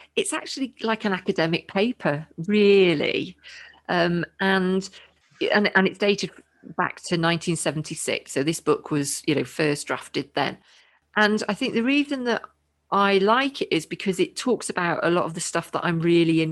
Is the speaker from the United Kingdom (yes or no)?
yes; United Kingdom; I'm British.